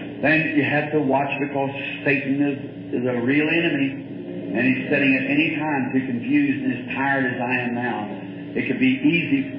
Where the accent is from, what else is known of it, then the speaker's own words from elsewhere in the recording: the South, United States; I'm a Southerner.